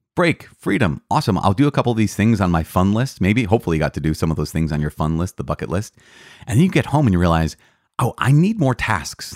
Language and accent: English; United States; American citizens of the United States